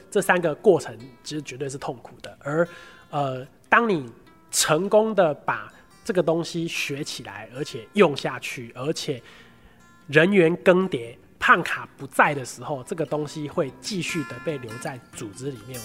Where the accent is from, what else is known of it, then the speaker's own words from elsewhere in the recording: Pingtung County, Taiwan; moved away as an adult; also born or lived in Taipei; 我老家在屏东